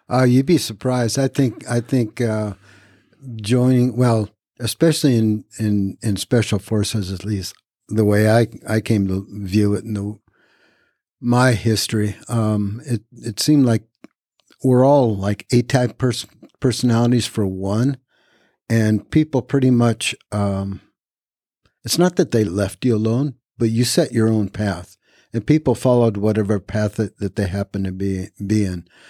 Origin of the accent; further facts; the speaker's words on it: Reno, Nevada, United States; moved away as an adult; also born or lived in Japan / Fayetteville, North Carolina; I was born in Japan, raised in all over the world, came to the United States uh, when I was about nine. Um, raised in Reno, Nevada